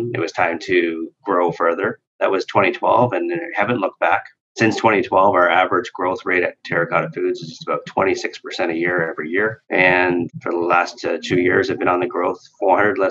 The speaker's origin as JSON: {"language": "English", "town": "Norval", "region": "Ontario", "country": "Canada", "tie": "born or raised there", "lives_now": "Toronto, Canada", "said": "I grew up in Norville, which is a stone's throw away from Georgetown"}